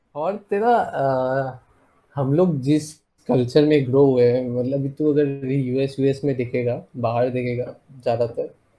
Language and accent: Hindi; Assam, India; moved away as an adult; also born or lived in Odisha; मैं हूँ आसाम से